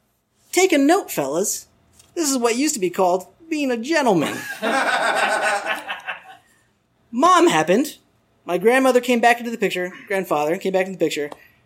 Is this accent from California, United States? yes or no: no; Arizona, United States; I'm from Arizona